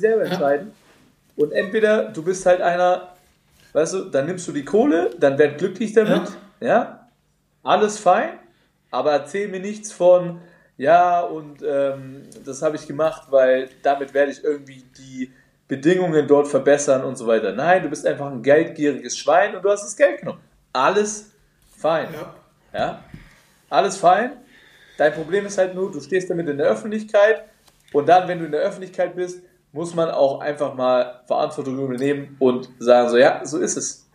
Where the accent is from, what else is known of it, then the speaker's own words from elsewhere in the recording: Nuremberg, Bavaria, Germany; als Nürnberger